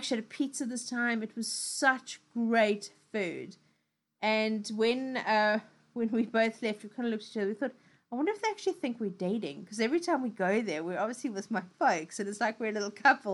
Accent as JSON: {"language": "English", "country": "South Africa", "moved": "yes", "lives_now": "United Kingdom", "said": "I love my old country. I love everything that's going on there. You know, things that are really South African. But I also don't live there anymore. I live in the UK"}